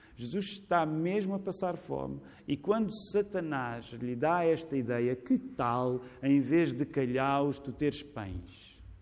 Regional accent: Portugal; somos portugueses Graças a Deus não somos só portugueses

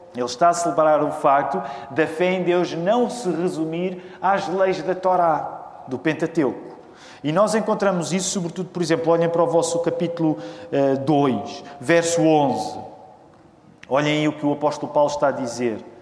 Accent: Portugal; nós que somos portugueses

